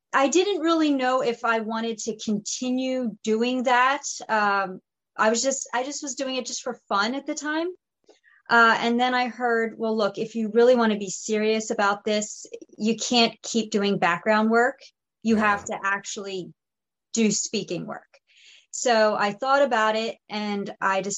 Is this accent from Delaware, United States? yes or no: no; Pennsylvania, United States; there was this show called The Mayor of Easttown with Kate Winslet filming in my hometown